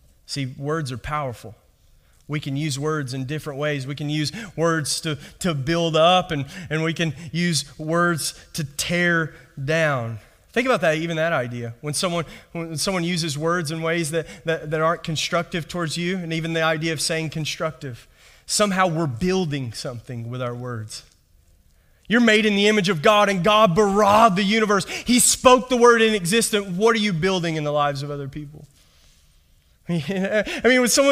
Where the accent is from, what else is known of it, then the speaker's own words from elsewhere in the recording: Kentucky, United States; moved away; just from my accent, I'm not from around here. All right. I was raised in Kentucky